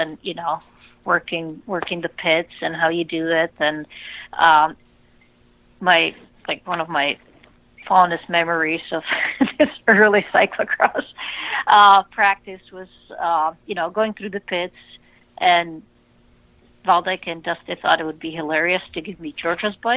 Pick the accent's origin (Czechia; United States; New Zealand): Czechia; moved away as an adult; I grew up in Czech Republic